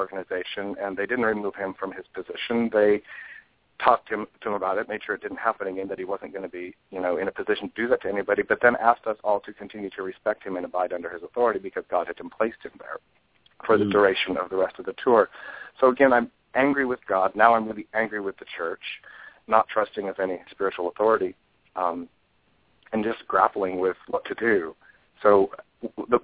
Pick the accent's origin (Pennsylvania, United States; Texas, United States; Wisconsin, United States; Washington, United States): Washington, United States; Walla Walla; now in Medford, United States; I grew up in Walla Walla is actually a very religious town